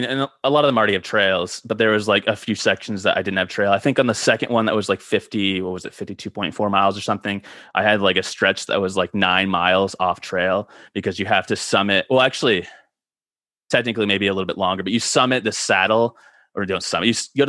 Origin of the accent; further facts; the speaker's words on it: Michigan, United States; also born or lived in Mequon, Wisconsin; I'm from Michigan, so both Midwestern guys.